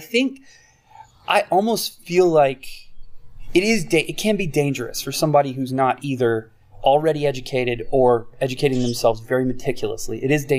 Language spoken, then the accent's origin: English; the South, United States; moved away; I grew up in the South